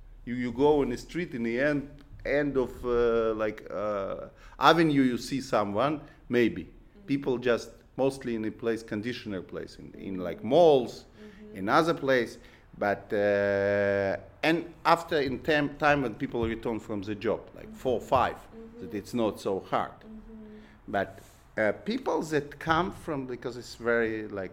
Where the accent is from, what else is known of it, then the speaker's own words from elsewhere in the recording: Belarus; English is a second language; also born or lived in Israel; now in Brooklyn, United States; I was born in Belarus